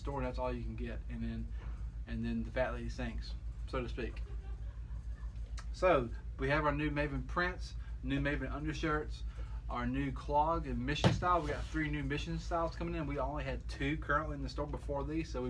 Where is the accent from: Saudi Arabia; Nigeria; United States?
United States; Alabama; I'm just from Alabama